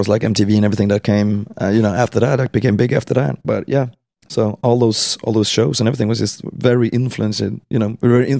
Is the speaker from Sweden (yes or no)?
yes; Sweden; born or raised there